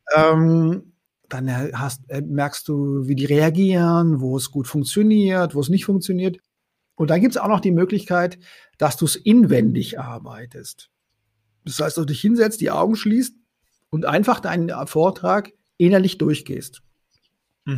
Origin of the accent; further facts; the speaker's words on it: Konstanz, Baden-Württemberg, Germany; moved away as an adult; also born or lived in Paris / Vienna; ich komme ja vom Bodensee aus Konstanz